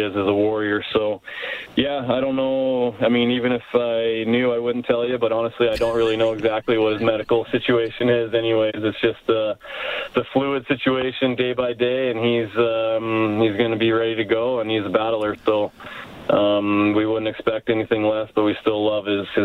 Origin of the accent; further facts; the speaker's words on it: Spokane, Washington, United States; moved away as an adult; now in Canada; I'm a pretty proud American too. I love Canada. I've lived here for, I guess, 8 of my adult years, and I love Canada, but America's always home for me